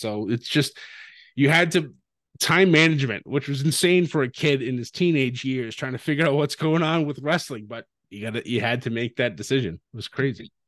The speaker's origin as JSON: {"language": "English", "area": "near Worcester", "region": "Massachusetts", "country": "United States", "tie": "born or raised there", "said": "Worcester, Massachusetts, which was right outside my hometown"}